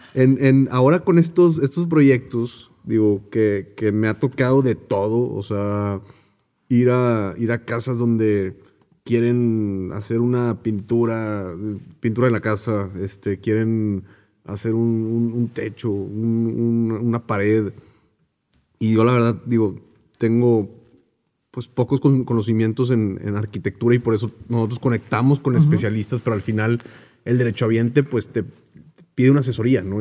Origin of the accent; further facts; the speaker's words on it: Mexico; como mexicanos